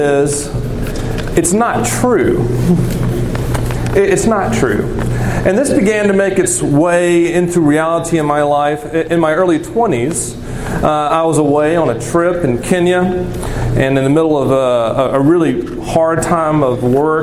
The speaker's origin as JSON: {"language": "English", "region": "the South", "country": "United States", "said": "I'm from the South"}